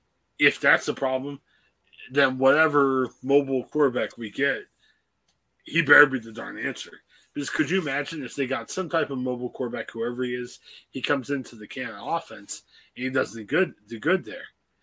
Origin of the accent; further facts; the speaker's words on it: Ohio, United States; We're from Ohio.